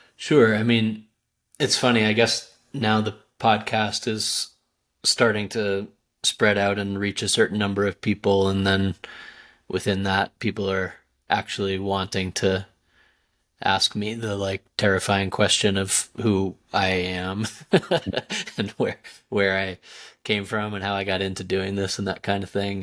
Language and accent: English; Southwest, United States; moved away; also born or lived in India; growing up in the Southwest